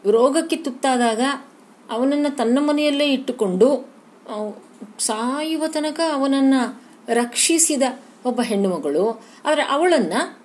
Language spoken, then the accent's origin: Kannada; Dharwad / North Karnataka, India; ಈ ನಮ್ಮ ಧಾರವಾಡದ ಅಥವಾ ಉತ್ತರ ಕರ್ನಾಟಕದ ಗ್ರಾಮೀಣ ಬದುಕು